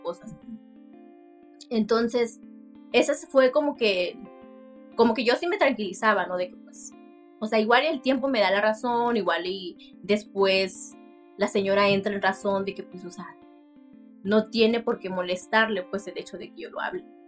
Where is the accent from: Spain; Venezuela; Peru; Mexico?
Mexico; Tlaxiaco, Oaxaca; first language Mixtec; Spanish is a second language; moved away as an adult; now in Sinaloa, Mexico; soy de Santa María soy Ua, eh, Tlajiaco.